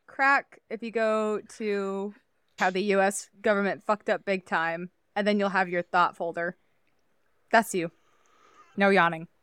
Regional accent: Iowa, United States; I grew up in Iowa

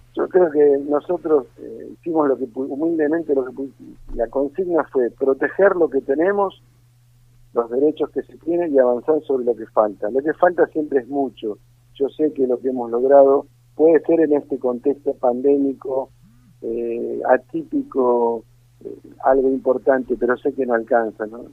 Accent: Argentina

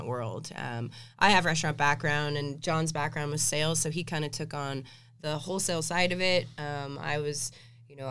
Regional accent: Seattle, Washington, United States; moved away; I'm from Seattle

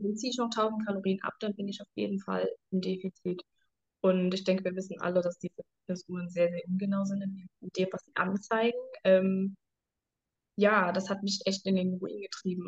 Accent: Germany; ich komme aus Deutschland

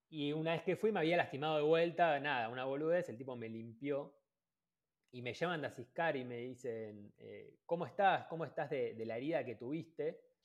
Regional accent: Ushuaia, Tierra del Fuego, Argentina; moved away as an adult; yo soy de Ushuaia

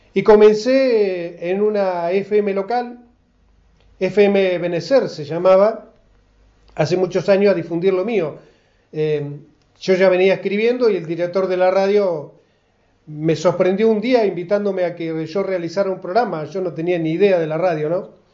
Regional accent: Garré, Buenos Aires Province, Argentina; now in Casbas, Argentina; la localidad donde yo nací, la localidad de Garré

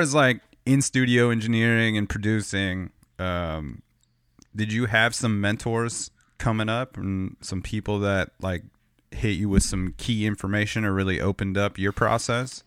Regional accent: Southern California, United States; I grew up in Southern California

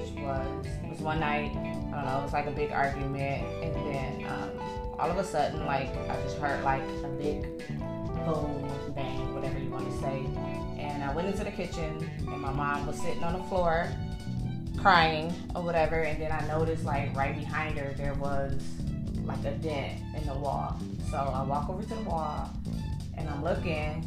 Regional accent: Milwaukee, Wisconsin, United States; moved away as an adult; also born or lived in Chicago, Illinois; now in Texas, United States; I was originally born in Chicago, raised in Milwaukee, Wisconsin.

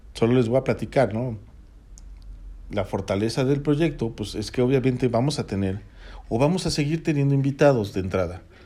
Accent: Toluca, State of Mexico, Mexico; Los que somos de aquí de Toluca

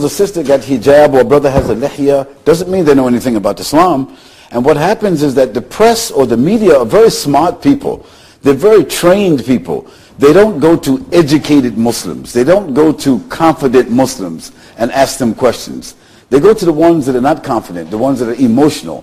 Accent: United States; as an American

